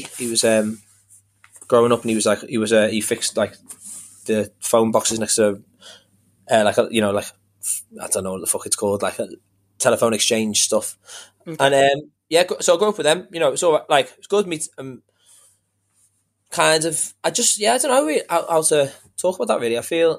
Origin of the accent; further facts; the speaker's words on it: New Brighton, North West England, United Kingdom; Because I grew up in New Brighton, which is over the water. So basically like, it's like a shitty little like seaside town.